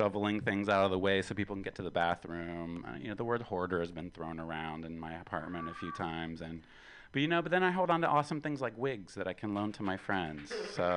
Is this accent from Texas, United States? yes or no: no; West Virginia, United States; I'm from West Virginia